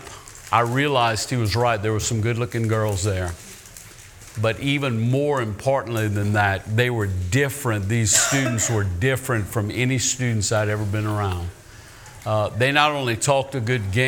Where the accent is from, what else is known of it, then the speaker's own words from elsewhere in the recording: Ville Platte, Louisiana, United States; also born or lived in Mamou, Louisiana; First Baptist Church in Ville Platte, Louisiana